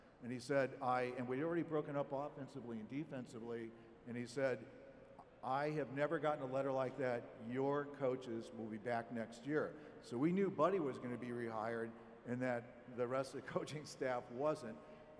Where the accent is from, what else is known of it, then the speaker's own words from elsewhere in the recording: Chicago, Illinois, United States; also born or lived in Zion, Illinois / Barrington, Illinois; I'm from Chicago, grew up in Zion and Barrington